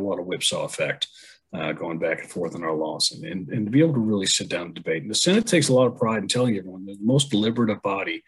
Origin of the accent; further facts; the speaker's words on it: New England, United States; I'm from the New England area, and of course we grew up learning our Revolutionary War history